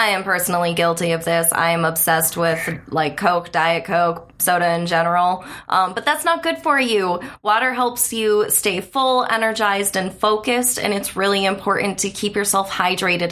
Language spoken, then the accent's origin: English; the Keweenaw, Upper Michigan, United States; moved away as an adult; also born or lived in Chicago; I lived in Chicago, and I'm from Upper Michigan, like way in the Keweenaw.